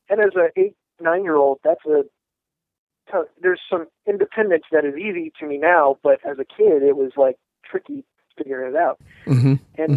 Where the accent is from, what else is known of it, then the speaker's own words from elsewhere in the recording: Southern California, United States; I grew up in Southern California